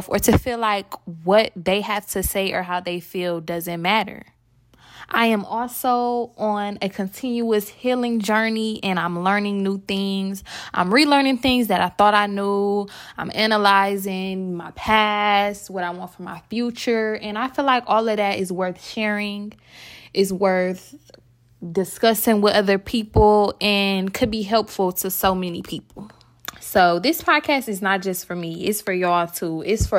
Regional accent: Milwaukee, Wisconsin, United States; now in Atlanta, United States; I live in Atlanta, Georgia, and I am from Milwaukee, Wisconsin.

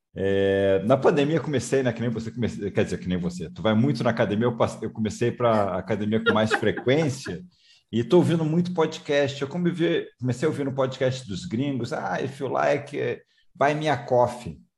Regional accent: Rio de Janeiro, Brazil; moved away; Eu também sou é... carioca, estou morando fora do Rio de Janeiro, mas sou carioca

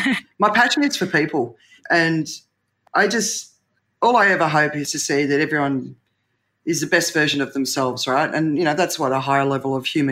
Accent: Australia; I grew up in Australia with the tall poppy syndrome

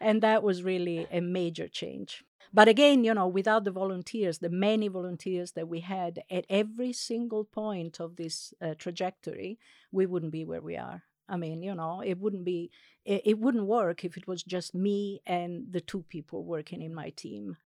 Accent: Italy; first language Italian; English is a second language; moved away; I'm actually Italian. I, I, uh, I was born and raised in Italy, and I grew up as a passive bilingual

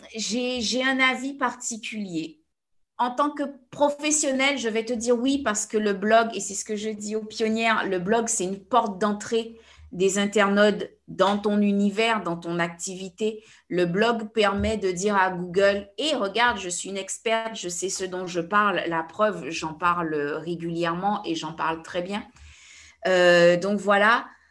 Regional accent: Guadeloupe; je suis guadeloupéenne

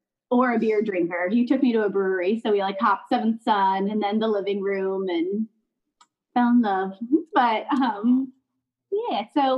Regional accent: Lakeland, Florida, United States; also born or lived in Palm Harbor, Florida; So I grew up, I'm from Lakeland originally, and then grew up half in Lakeland and then moved to Palm Harbor with my dad in middle school.

